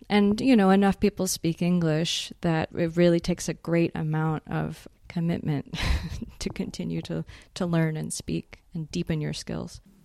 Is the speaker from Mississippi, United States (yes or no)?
no; Houston, Texas, United States; moved away as an adult; now in Prague, Czech Republic; I was born in Houston, Texas, and grew up there.